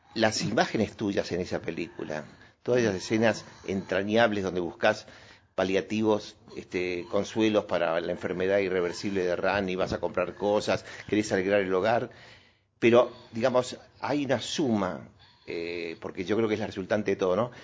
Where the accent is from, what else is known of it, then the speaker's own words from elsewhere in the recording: Buenos Aires, Argentina; also born or lived in Córdoba / Boulogne Sur Mer; Nací en Buenos Aires, nací en una eh, clínica, creo que por Palermo